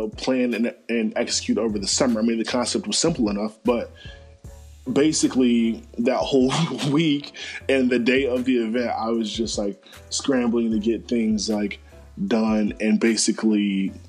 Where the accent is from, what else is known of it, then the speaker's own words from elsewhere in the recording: Charlotte, North Carolina, United States; my hometown of the 704